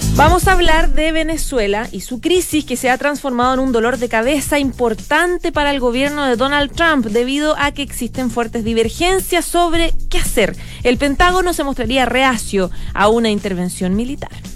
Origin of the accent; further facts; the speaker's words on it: Chile; deberíamos trabajar los chilenos